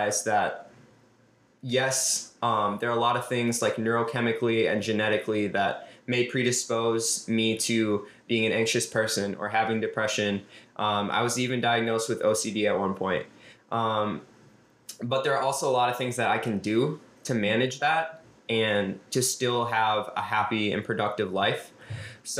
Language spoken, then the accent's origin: English; Minneapolis, Minnesota, United States; I was born and raised in South Minneapolis. I still live here